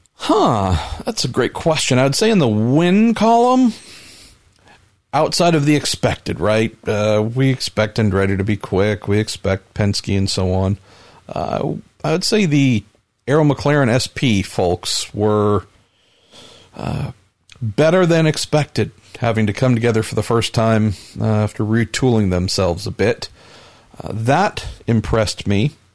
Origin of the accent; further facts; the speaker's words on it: Bay Area, California, United States; growing up here with the beauty that there is